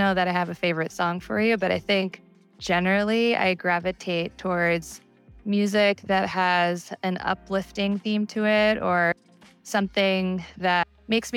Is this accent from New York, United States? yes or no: yes; New York, United States; moved away as an adult; now in Seattle, United States; I am originally from New York. I moved to Seattle 5 years ago